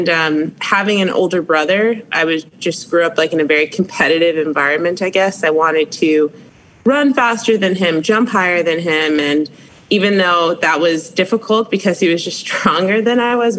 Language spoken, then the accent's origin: English; Maplewood, New Jersey, United States; moved away; I'm from Maplewood, New Jersey. It's about 30 minutes west of New York City